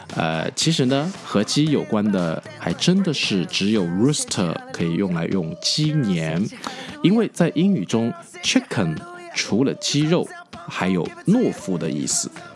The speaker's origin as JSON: {"language": "Chinese", "country": "China", "said": "我们中国人"}